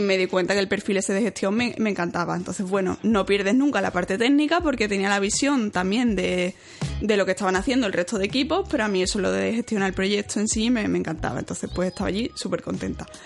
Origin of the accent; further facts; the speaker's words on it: Seville, Andalusia, Spain; also born or lived in Cork, Ireland; yo soy de Sevilla y como estoy en Sevilla, yo nunca había vivido fuera de casa de mis padres